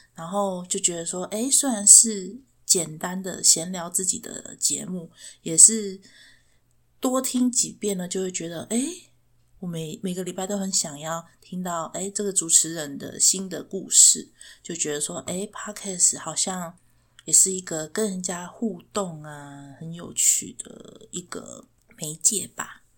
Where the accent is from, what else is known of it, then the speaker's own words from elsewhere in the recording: Chiayi, Taiwan; 我是嘉义人